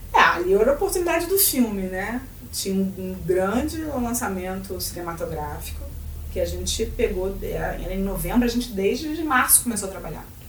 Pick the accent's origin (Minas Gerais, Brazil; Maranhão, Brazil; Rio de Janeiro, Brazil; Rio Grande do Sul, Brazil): Rio de Janeiro, Brazil; eu não sou gaúcha, eu sou carioca